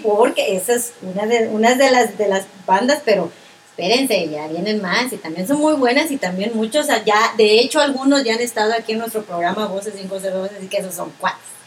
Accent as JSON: {"language": "Spanish", "country": "Guatemala", "said": "yo como mujer guatemalteca"}